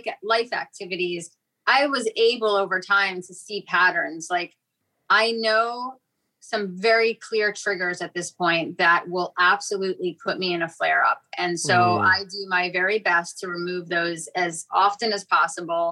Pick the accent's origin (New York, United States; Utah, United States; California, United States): New York, United States; New York City; moved away; also born or lived in Fort Lauderdale; I grew up in New York City